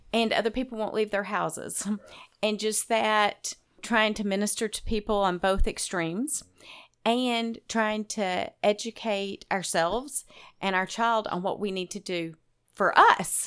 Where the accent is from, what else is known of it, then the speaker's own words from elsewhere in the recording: Arkansas, United States; moved away as an adult; also born or lived in Texas / Venezuela; now in Middle Tennessee, United States; I grew up mainly in Arkansas, but I did, uh, live in Texas and Venezuela for a few years through elementary school.